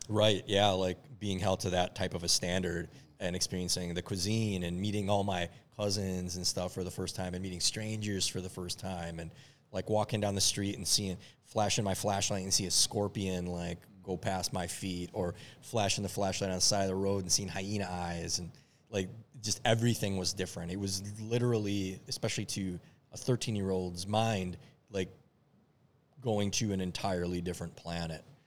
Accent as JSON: {"language": "English", "town": "Minneapolis", "region": "Minnesota", "country": "United States", "tie": "born or raised there", "also_born_or_lived": "Lebanon", "said": "I grew up in Minneapolis"}